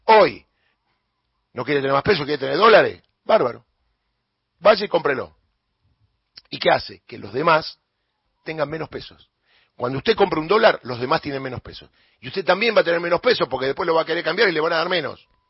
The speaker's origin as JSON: {"language": "Spanish", "country": "Argentina", "said": "que lo que gane acá sea en mi tierra, en mi lugar"}